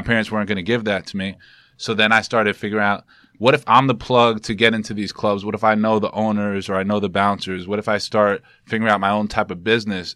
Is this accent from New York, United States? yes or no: yes; New York City, New York, United States; I'm from, I'm born and raised in Harlem